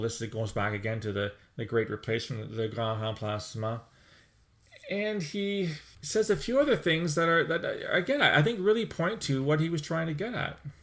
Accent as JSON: {"language": "English", "country": "Canada", "said": "speaking as a Canadian"}